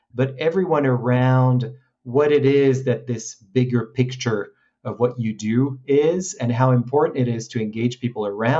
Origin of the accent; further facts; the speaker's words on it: France; moved away as an adult; also born or lived in Hong Kong; I grew up in France, so I graduated in Paris